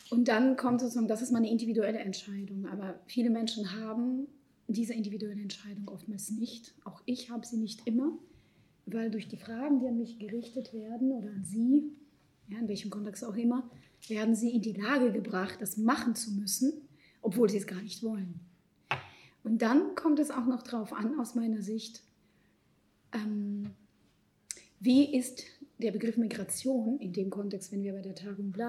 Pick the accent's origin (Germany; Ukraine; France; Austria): Ukraine; Lviv, Lviv Oblast; born there; also born or lived in Israel; Ich bin in Lemberg geboren. Ich sage auch ganz explizit Lemberg, Lviv und nicht Ukraine. Ich bin dort geboren, dort kommt Teil meiner Familie her